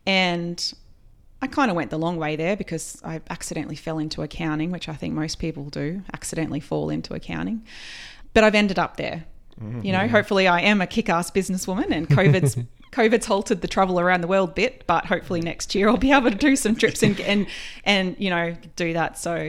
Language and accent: English; New South Wales, Australia; also born or lived in London; Down from Tweed Heads.